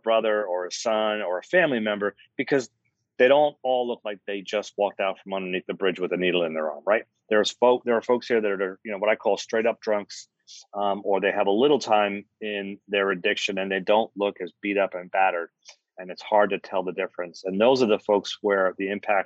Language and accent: English; New York, United States; now in Charlotte, United States; when I grew up in New York